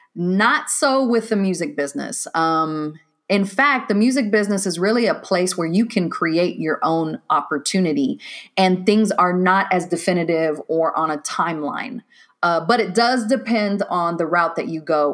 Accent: Waco, Texas, United States; moved away as an adult; also born or lived in Decatur, Georgia; I'm originally from Waco, Texas

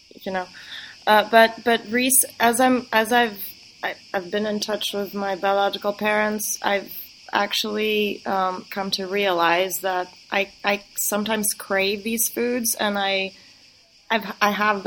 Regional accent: Greece; also born or lived in Minneapolis, United States / Geneva, Switzerland / New York, United States; Spent my childhood there.

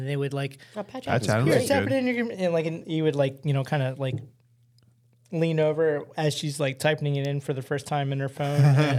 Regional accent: Baltimore, Maryland, United States; born there; I was born in Baltimore City.

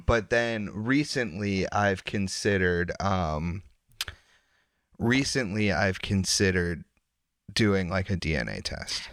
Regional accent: Wilmington, Massachusetts, United States; also born or lived in Derry, New Hampshire; now in Portland; I grew up in Wilmington

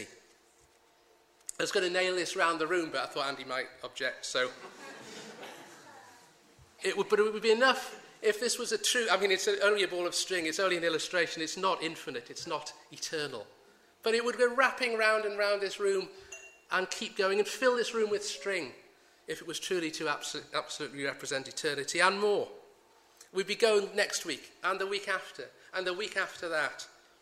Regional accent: United Kingdom; We're British

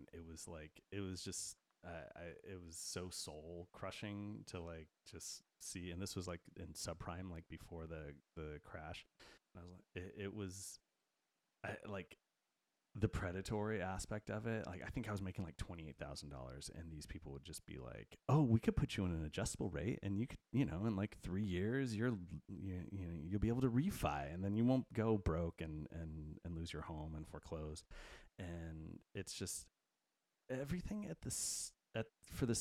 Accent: United States; as an American

